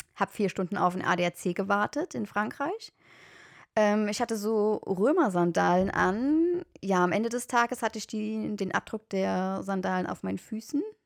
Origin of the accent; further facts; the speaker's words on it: Germany; ich komme aus Deutschland